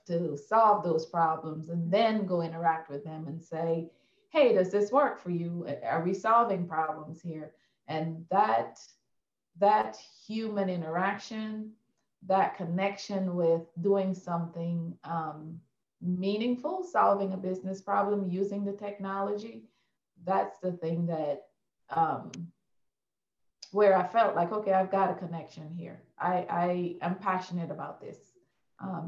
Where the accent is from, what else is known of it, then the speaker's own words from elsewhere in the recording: Guyana; Yeah, I was born and raised in Guyana, South America.